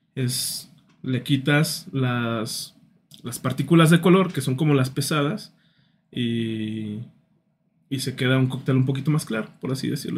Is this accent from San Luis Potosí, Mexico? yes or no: yes; San Luis Potosí, Mexico; somos potosinos, somos mexicanos